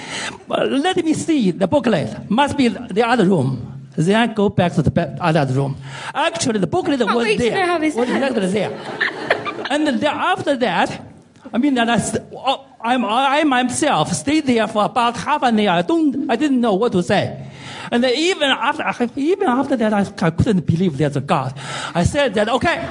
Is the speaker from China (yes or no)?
yes; China; English is a second language; I'm from China